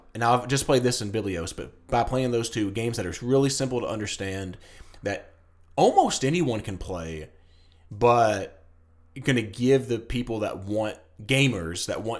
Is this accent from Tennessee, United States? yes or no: yes; Tennessee, United States; I'm from Tennessee.